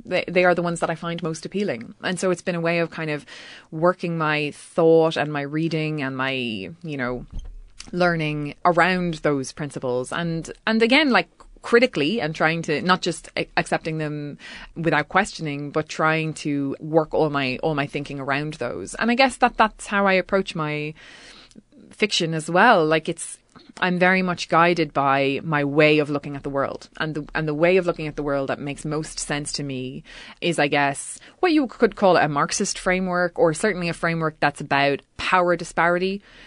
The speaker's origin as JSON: {"language": "English", "area": "County Mayo", "region": "Connacht", "country": "Ireland", "said": "all from County Mayo, which is literally the same county where I'm from"}